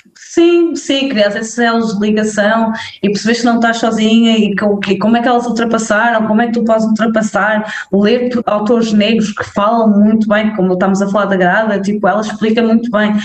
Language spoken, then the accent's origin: Portuguese; Mangualde, Viseu, Portugal; also born or lived in Felgueiras; eu cresci em, em Mangual, Viseu